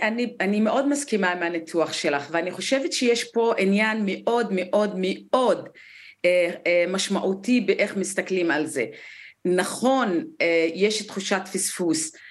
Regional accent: Negev, Southern District, Israel; כמישהי שנולדה למשפחה בדואית בנגב

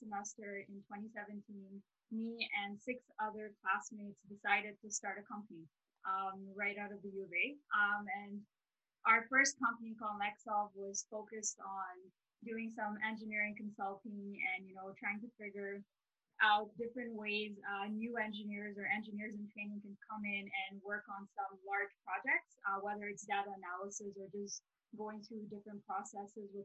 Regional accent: Dubai, United Arab Emirates; now in Edmonton, Canada; I'm originally from Dubai, and I thought, you know what, I get my petroleum engineering degree and I'm going to go back and work in Dubai.

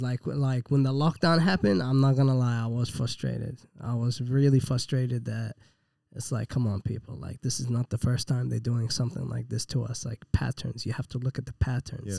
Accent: Iraq; moved away; I was born in Iraq, man, and, and they let me in the country

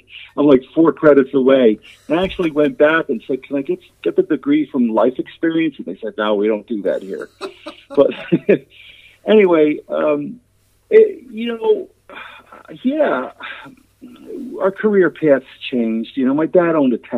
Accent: New Jersey, United States; we're from Jersey

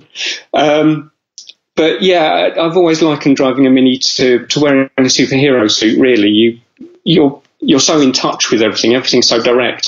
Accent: London, United Kingdom; I grew up in North London

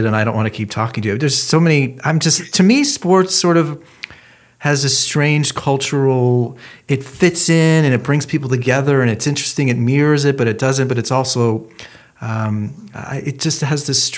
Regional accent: Shaker Heights, Ohio, United States; also born or lived in Pepper Pike, Ohio; I'm from originally from Shaker Heights, and then we moved to Pepper Pike.

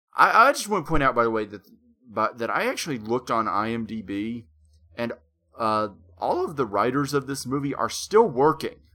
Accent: Conway, Arkansas, United States; Conway is at this point a main city.

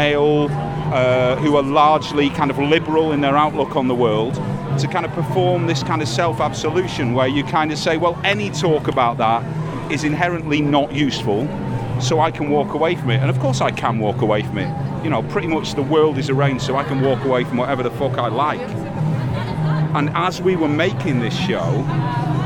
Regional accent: United Kingdom; I see myself as British

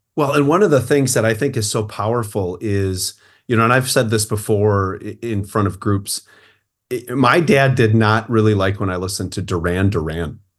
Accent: Port Washington, Midwest, United States; I live in my hometown

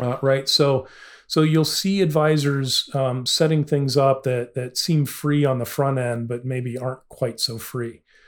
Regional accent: Illinois, United States; I'm from Illinois

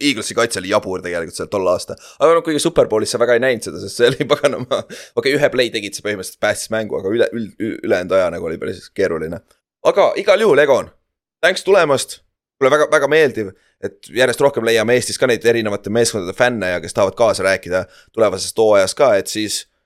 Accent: Estonia; ma olen ise saarest pärit

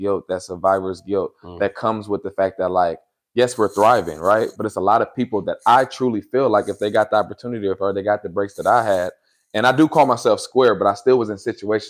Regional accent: California, United States; also born or lived in Sacramento; coming from the Bay Area, and what I like about my journey is I like to just say at this point, I'm from Northern California because I've been to Sacramento. I moved to Sacramento in high school.

